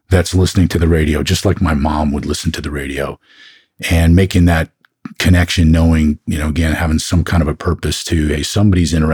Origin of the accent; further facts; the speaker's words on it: Oakland, California, United States; also born or lived in Chicago; So, I tell people I grew up in Oakland, up in the Bay Area. That's where I went to junior high and high school when I was younger, my dad was in the Navy, so I bounced around a little bit. Born in Chicago